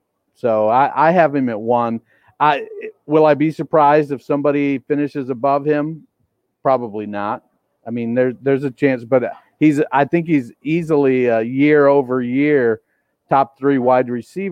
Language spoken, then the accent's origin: English; Michigan, United States; now in Hawaii, United States; growing up in Michigan on a dirt road